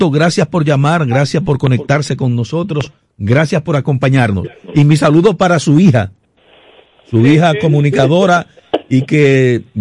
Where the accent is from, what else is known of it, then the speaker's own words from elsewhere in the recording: Puerto Plata, Dominican Republic; also born or lived in Gaspar Hernández; now in Santo Domingo, Dominican Republic; yo, yo nací en Gaspar Hernández, en Gaspar oh, Hernández nací. Oh, pero me, me, me, crié, en, me crié en Puerto Plata realmente, sí.